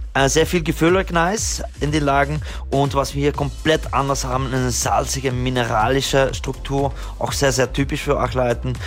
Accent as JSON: {"language": "German", "country": "Belgium", "second_language": "German", "said": "ich bin Belgier"}